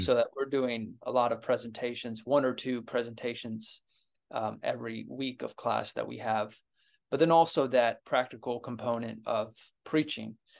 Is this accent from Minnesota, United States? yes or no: no; Ohio, United States; moved away; I was at my church growing up in Ohio